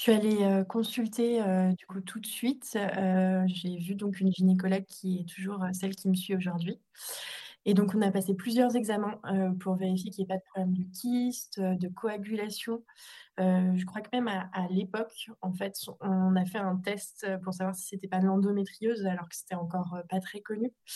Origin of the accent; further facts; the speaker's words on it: Annecy, Auvergne-Rhône-Alpes, France; je suis originaire d'Annecy où je vis actuellement